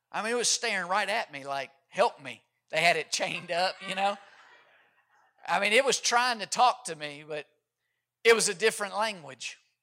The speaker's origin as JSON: {"language": "English", "region": "Kentucky", "country": "United States", "tie": "born or raised there", "moved": "yes", "lives_now": "Georgia, United States", "said": "growing up in Kentucky"}